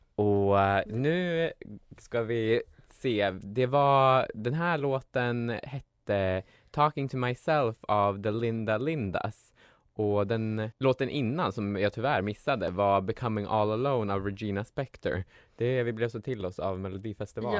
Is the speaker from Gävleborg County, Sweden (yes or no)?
yes; Gävle, Gävleborg County, Sweden; jag kommer från Gävle